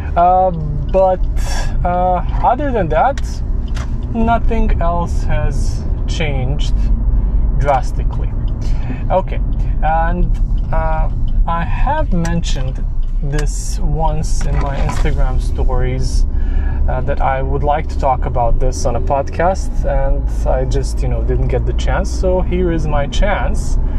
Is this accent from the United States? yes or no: no; Serbia; moved away; I'm originally from Serbia, where coffee shop chains are not a thing.